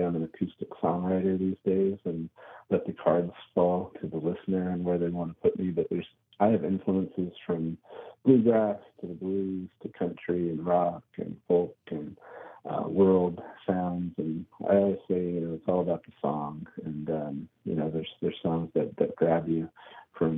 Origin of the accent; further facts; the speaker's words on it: Cranberry Lake, New York, United States; now in California, United States; I grew up in Cranberry Lake, New York, up in the Adirondack State Park, way up north.